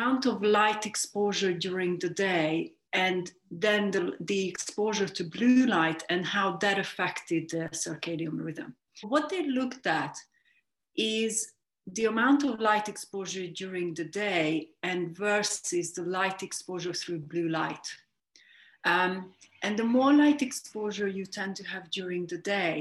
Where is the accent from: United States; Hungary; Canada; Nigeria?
Hungary; moved away as an adult; now in London, United Kingdom; I'm originally from Hungary. I grew up in a smallish town